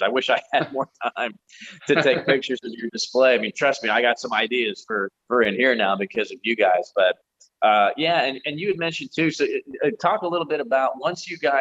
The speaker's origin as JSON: {"language": "English", "country": "United States", "said": "us as American reenactors"}